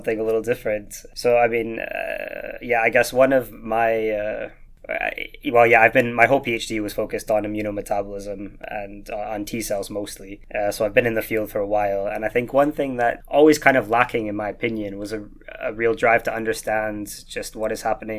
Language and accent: English; Vancouver, British Columbia, Canada; accent: slight Scottish twang; moved away as an adult; also born or lived in Glasgow, United Kingdom; now in Leiden, Netherlands; I was born and raised in Vancouver